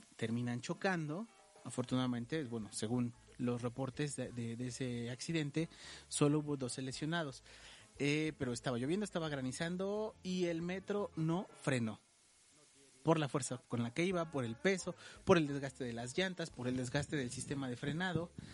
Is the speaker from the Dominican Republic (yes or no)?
no; Mexico; como buenos mexicanos